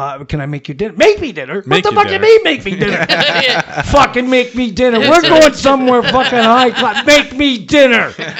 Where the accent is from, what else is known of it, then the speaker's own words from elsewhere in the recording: Paris, Ontario, Canada; Well, where are you from? And I go, Paris.